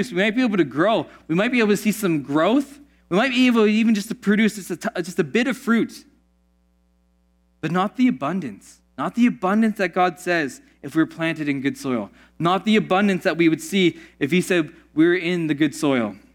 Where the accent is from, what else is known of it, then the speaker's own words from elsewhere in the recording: Pittsburgh, Pennsylvania, United States; Growing up in Pittsburgh, there's this town called Oakmont called Oakmont because of all the oak trees.